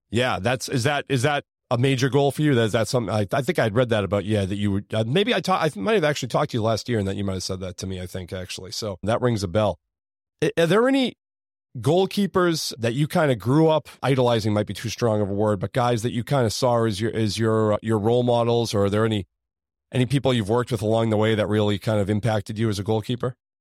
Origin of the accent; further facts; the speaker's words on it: Beverly, Massachusetts, United States; I grew up in Beverly